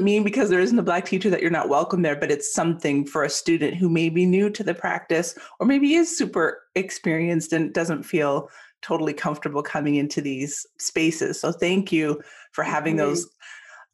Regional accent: Ontario, Canada; moved away as an adult; now in United States; I grew up in Canada and moved to the United States 7 years ago.

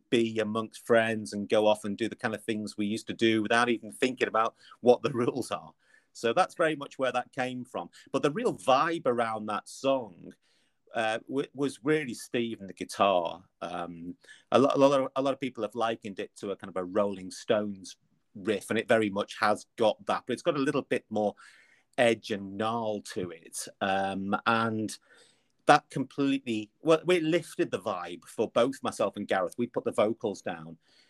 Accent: Liverpool, North West England, United Kingdom; accent: Liverpool; So my kind of Liverpool accent, I lived in Liverpool from an early age.

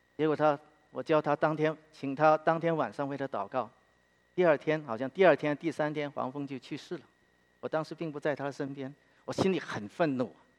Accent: Guangzhou, Guangdong, China; now in Philadelphia, United States; 我是广州人

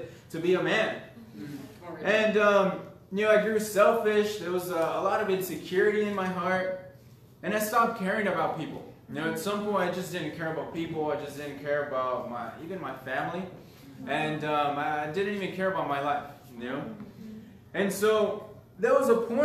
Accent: Los Angeles, California, United States; I grew up in Southern California, LA area, just like the outskirts

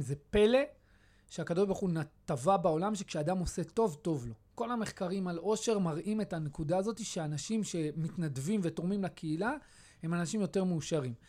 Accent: Beit Shemesh, Jerusalem District, Israel; also born or lived in Kiryat Arba; בתור ילד גדלתי בקריית ארבע, זה, זה, זה, זה תקופת הילדות שלי. בתחילת האינתיפאדה הראשונה עברנו לבית שמש

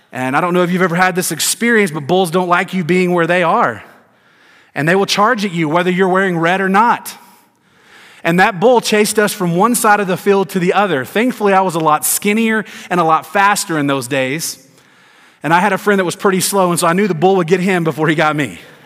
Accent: Tennessee, United States; also born or lived in Georgia; I grew up in Tennessee and lived in Georgia, lived in the South all my life

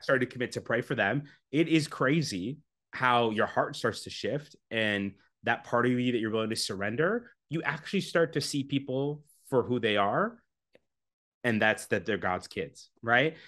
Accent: Canada; I'm from Canada. Um, constantly trying to leave, but live there now.

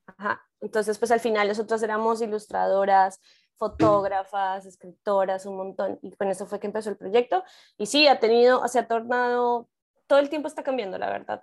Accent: Colombia; moved away as an adult; now in Mexico; igual soy colombiana, pero vivo ya en México

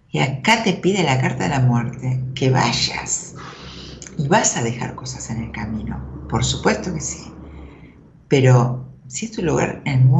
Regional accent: Libertad, Buenos Aires Province, Argentina; De soy Libertad, partido de Merla.

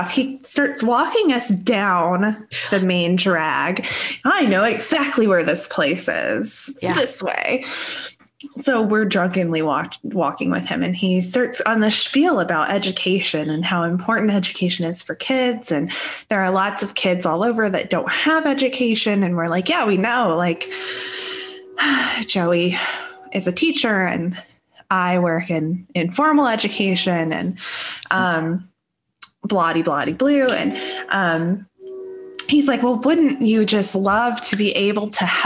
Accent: Midwest, United States; We're still Midwesterners.

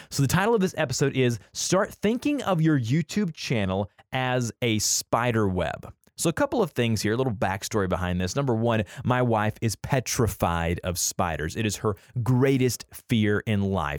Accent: the South, United States; we're from the South

